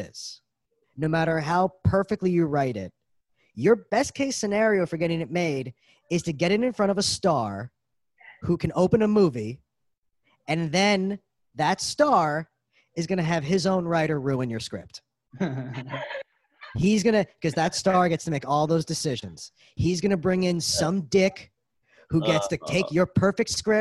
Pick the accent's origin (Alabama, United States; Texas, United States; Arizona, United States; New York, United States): New York, United States; New York City; I'm from Brooklyn